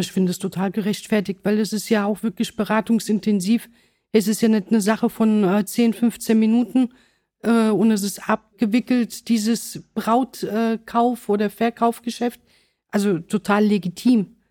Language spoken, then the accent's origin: German; Mannheim, Baden-Württemberg, Germany; accent: hessischer Akzent; meine Eltern sind aus Sizilien. Ich bin aber allerdings in Mannheim geboren